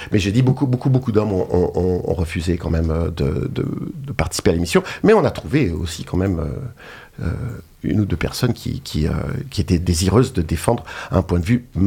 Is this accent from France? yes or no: no; Geneva, Switzerland; je suis de Genève et j'ai travaillé longtemps en tant que naturopathe.